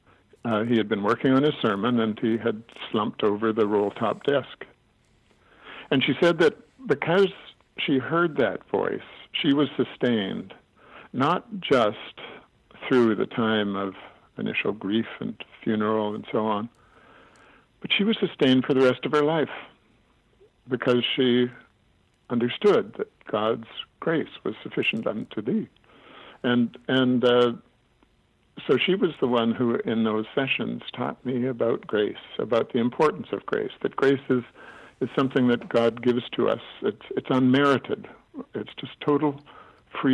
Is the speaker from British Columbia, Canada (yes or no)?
no; Alberta, Canada; When we were children growing up in Alberta, my dad was a minister, and we didn't have any relatives out that way